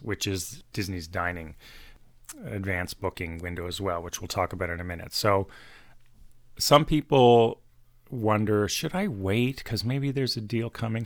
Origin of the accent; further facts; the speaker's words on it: Toronto, Ontario, Canada; We are from Toronto, Canada